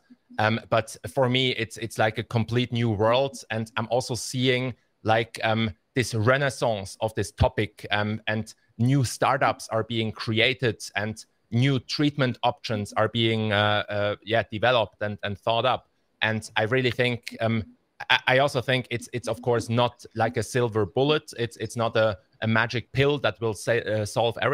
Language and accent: English; Basel, Basel-Stadt, Switzerland; in Basel, I grew up here in Basel. I've been here my whole life in Switzerland